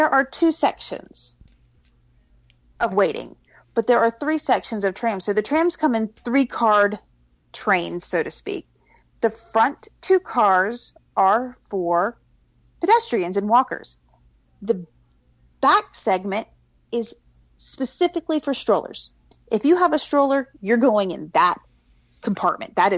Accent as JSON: {"language": "English", "region": "Florida", "country": "United States", "tie": "born or raised there", "moved": "yes", "lives_now": "North Carolina, United States", "said": "I grew up in Florida"}